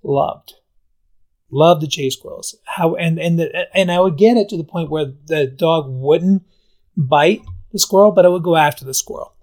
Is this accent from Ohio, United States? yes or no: no; Albany, New York, United States; moved away as an adult; I grew up in Albany area